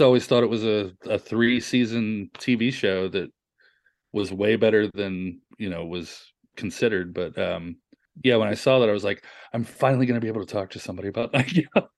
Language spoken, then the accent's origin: English; the South, United States; a kid growing up in the South at eleven years old